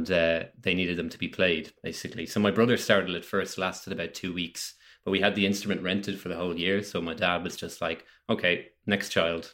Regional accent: Dublin, Leinster, Ireland; now in Kildare, Ireland; I'm from Dublin originally, but I live in Kildare now, which is just west of Dublin, like the first county outside.

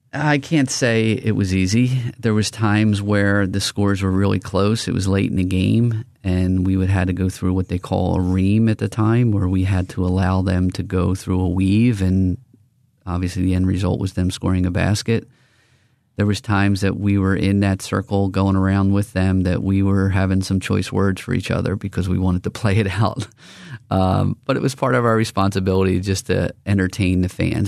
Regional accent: Philadelphia, Pennsylvania, United States; I'm from Northeast Philadelphia.

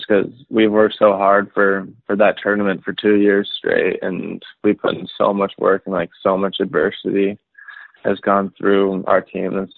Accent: Calgary, Alberta, Canada; also born or lived in Whitefish, Montana, United States / Michigan, United States; it's like my hometown

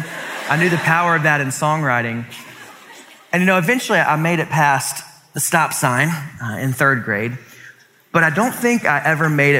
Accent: Columbia, South Carolina, United States; I grew up in Columbia, South Carolina.

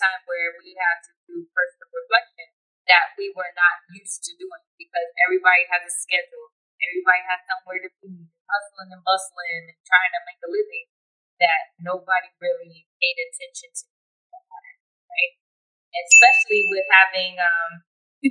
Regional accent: California, United States; I'm actually born and raised in Cali out here. So, West Side

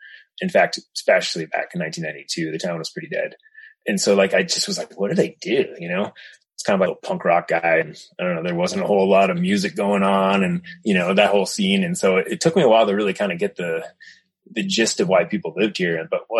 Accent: Connecticut, United States; moved away; I came from the East Coast and we just didn't really camp in Connecticut that much.

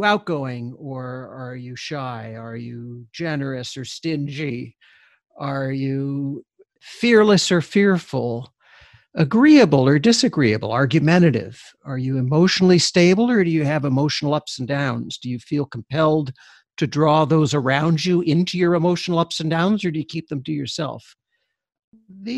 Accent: Canada; I'm Canadian

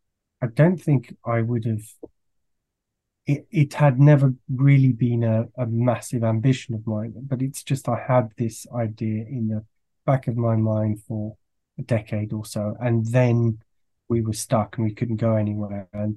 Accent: France; also born or lived in Belgium; I grew up in France and Belgium, so that has a strong comic culture.

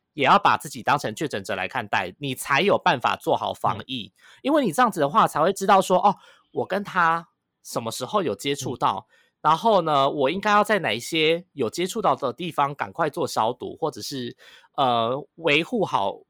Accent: Taiwan; 大家全世界都在看我们台湾在怎么控制这个

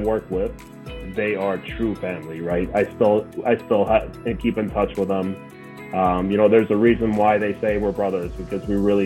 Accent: New Jersey, United States; growing up in New Jersey and being a Mets fan my whole life

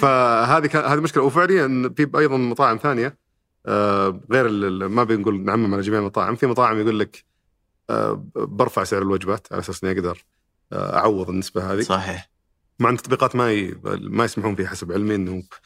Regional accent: Saudi Arabia; عندنا في السعوديه

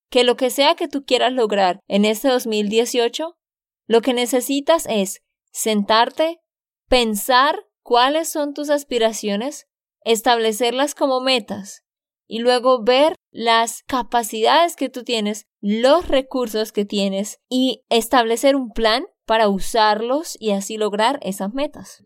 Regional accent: Santander, Colombia; de Santander, Colombia

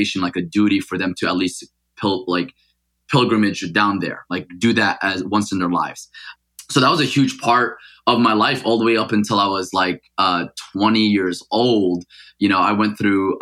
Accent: Paterson, New Jersey, United States; first language Arabic; English is a second language; also born or lived in Mecca, Saudi Arabia; I actually left Mecca when I was 5 years old to grow up in New Jersey

